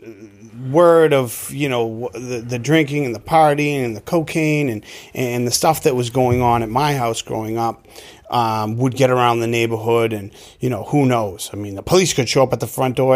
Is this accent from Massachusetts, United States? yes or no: yes; Melrose, Massachusetts, United States; I grew up in Melrose, Massachusetts, up on the North Shore.